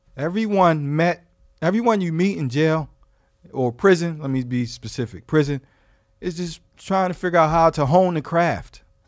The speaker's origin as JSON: {"language": "English", "town": "Philadelphia", "region": "Pennsylvania", "country": "United States", "said": "I'm from Philadelphia, Pennsylvania"}